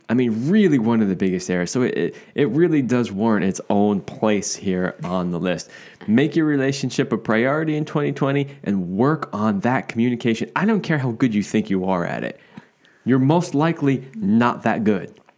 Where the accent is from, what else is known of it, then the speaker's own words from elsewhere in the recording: East Coast, United States; moved away; I grew up on the East Coast here in the United States